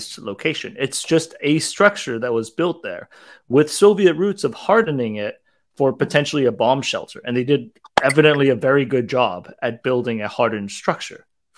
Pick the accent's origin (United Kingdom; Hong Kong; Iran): Hong Kong; I grew up in Hong Kong